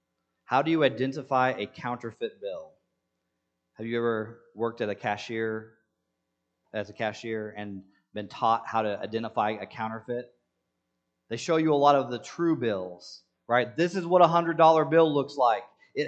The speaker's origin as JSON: {"language": "English", "country": "Senegal", "tie": "born or raised there", "second_language": "English", "said": "Now, I grew up in Senegal, and people have attempted to dupe me before."}